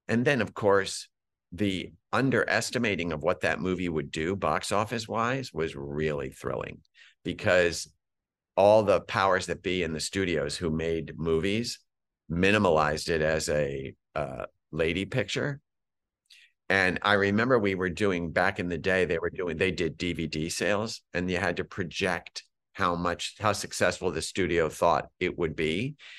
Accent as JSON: {"language": "English", "town": "Scranton", "region": "Pennsylvania", "country": "United States", "said": "I'm from Scranton."}